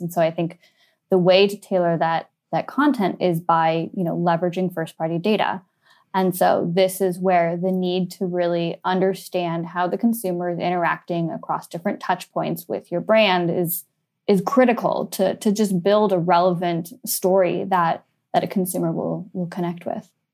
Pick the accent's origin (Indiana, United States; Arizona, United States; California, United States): California, United States; San Francisco; moved away as an adult; also born or lived in Switzerland; now in London, United Kingdom; the very few people who was born and bred in San Francisco, grew up in in the city while Silicon Valley was booming.